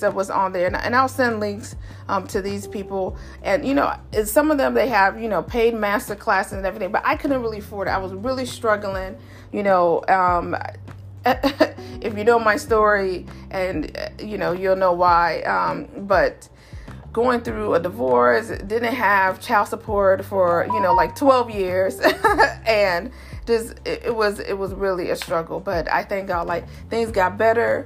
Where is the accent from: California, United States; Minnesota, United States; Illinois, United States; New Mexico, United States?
Illinois, United States; Chicago; moved away; I'm originally born and raised in Chicago